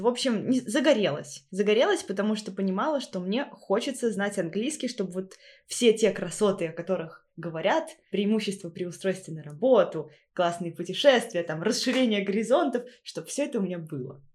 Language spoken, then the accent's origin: Russian; Volzhsky, Volgograd Oblast, Russia; moved away as an adult; now in Magdeburg, Germany; я оттуда же